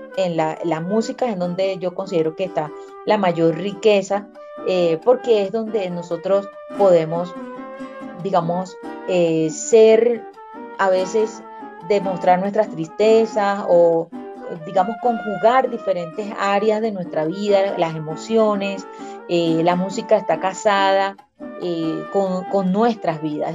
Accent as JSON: {"language": "Spanish", "region": "Guárico", "country": "Venezuela", "tie": "born or raised there", "also_born_or_lived": "Valle de la Pascua / Caracas", "moved": "as an adult", "said": "soy guariqueña, yo nací en Valle de la Pascua, me crié entre Calabozo y El Sombrero"}